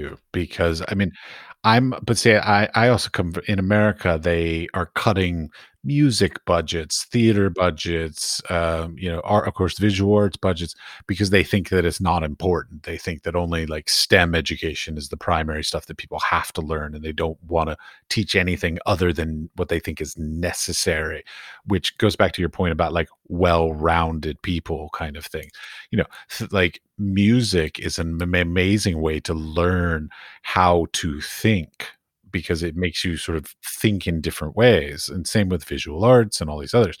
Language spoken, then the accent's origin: English; Washington, District of Columbia, United States; I grew up in Washington, D.C., so I went to the Smithsonian on a regular basis